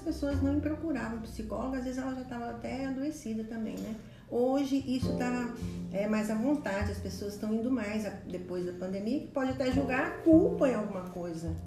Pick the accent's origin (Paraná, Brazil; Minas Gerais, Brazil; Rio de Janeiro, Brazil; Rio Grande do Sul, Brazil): Minas Gerais, Brazil; eu sou mineira